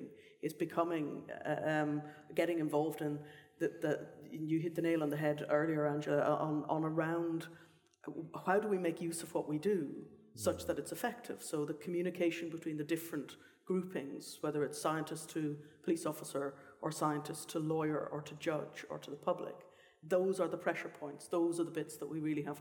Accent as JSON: {"language": "English", "country": "Ireland", "tie": "born or raised there", "moved": "yes", "said": "So I come from Ireland originally, and both of my parents, my mother's a botanist, my father's a chemist"}